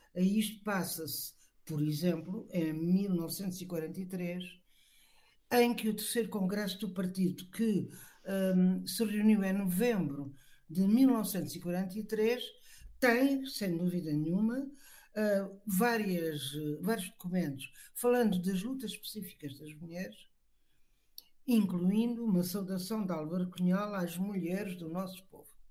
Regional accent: Portimão, Algarve, Portugal; eu sou natural do Algarve, aqui na praia, na praia da Rocha, um bem portimão, no Rio Arade

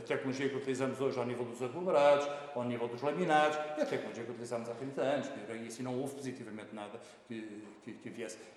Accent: Lisbon, Portugal; sou natural de Lisboa, mas a minha família, eh, da parte da minha mãe, é de Mangualde

